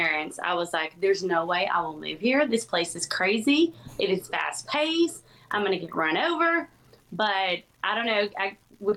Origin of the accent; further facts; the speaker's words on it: San Augustine, Texas, United States; I'm originally from East Texas, a small town called St. Augustine.